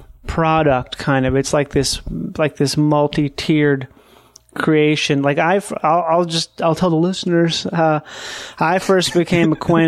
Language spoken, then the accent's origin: English; Minnesota, United States; I'm from Minnesota, and we both know this is a bleak part of the world.